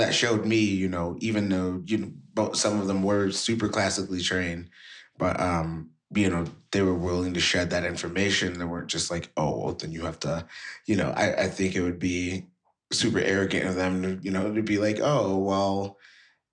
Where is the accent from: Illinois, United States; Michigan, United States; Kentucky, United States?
Michigan, United States; Detroit; I am from Detroit, Michigan.